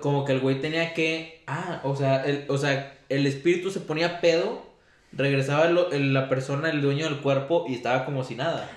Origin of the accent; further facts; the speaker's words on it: San Buenaventura, Mexico; yo soy de San Buenaventura